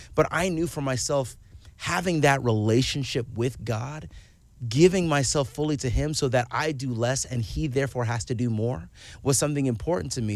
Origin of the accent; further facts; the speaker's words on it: Owensboro, Kentucky, United States; also born or lived in Pasadena, California; I was raised in Kentucky